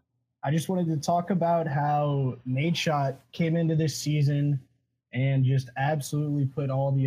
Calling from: Auburn, Alabama, United States; I'm calling from Auburn, Alabama.

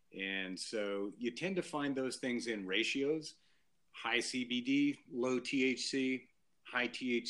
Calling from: Bend, Oregon, United States; Yeah, I'm calling in from beautiful Bend, Oregon, in the high mountain volcano country of Oregon.

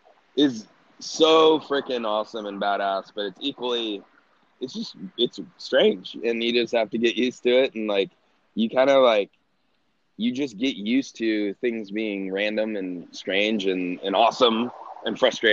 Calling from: San Diego, California, United States; I'm in San Diego, California.

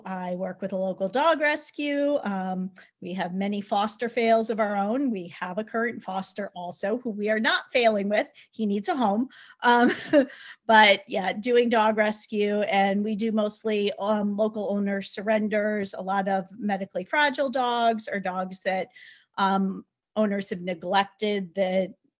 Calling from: Connecticut, United States; So I am in Connecticut, not far from Heather.

